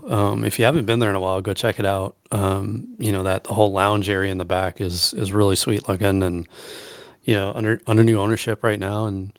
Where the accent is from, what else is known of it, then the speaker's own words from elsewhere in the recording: Allentown, Pennsylvania, United States; growing up on the East Coast, and like I said, in Allentown, PA, and I remember going to see shows when I was younger